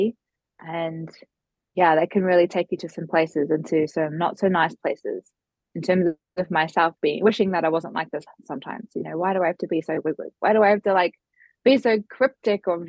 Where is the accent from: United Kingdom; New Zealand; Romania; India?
New Zealand; I hail from New Zealand, so probably on the other side of the world to most of the listeners here currently.